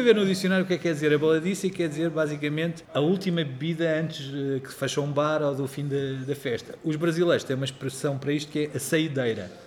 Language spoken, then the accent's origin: Portuguese; Lisbon, Portugal; moved away; also born or lived in Castelo Novo / Alcaide / Castelo Branco; ter nascido naquele grande galinheiro chamado Maternidade de Alfreda Costa